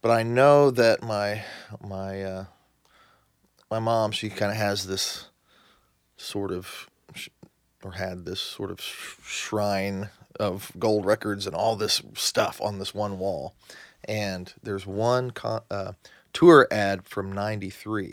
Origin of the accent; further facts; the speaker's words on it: southern Indiana, United States; also born or lived in Yuma, Arizona; now in Nashville, United States; I grew up in, uh, southern Indiana.